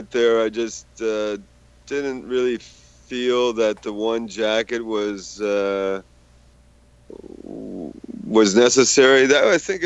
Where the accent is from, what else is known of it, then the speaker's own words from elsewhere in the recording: United States; now in Canada; I'm American, so I go back to the States